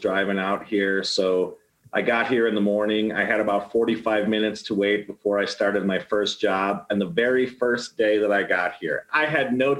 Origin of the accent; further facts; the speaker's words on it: Arlington Heights, Illinois, United States; moved away as an adult; also born or lived in LaGrange, Illinois / Naperville, Illinois; now in Longmont, United States; I grew up in the northwest suburbs. I was born in Arlington Heights, raised a little bit in LaGrange and Naperville, but most of my, I would say my formative years, from the time I was like in fifth grade until probably after I got out of the military, I lived in Arlington Heights.